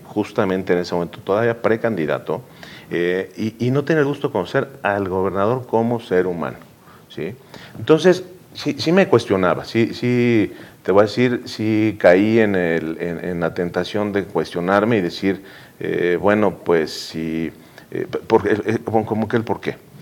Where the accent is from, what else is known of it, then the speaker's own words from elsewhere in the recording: Puebla, Mexico; los poblanos somos exigentes, los poblanos somos, cuestionamos, los poblanos somos complejos